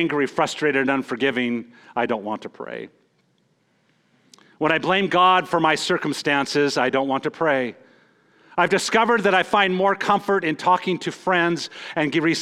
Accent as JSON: {"language": "English", "region": "Montana", "country": "United States", "moved": "yes", "said": "I'm from Montana."}